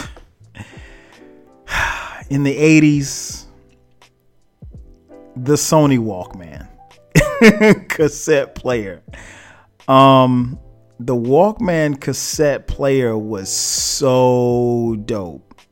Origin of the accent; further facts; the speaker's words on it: Florence, South Carolina, United States; moved away as an adult; now in Atlanta, United States; back where I'm from Florence, South Carolina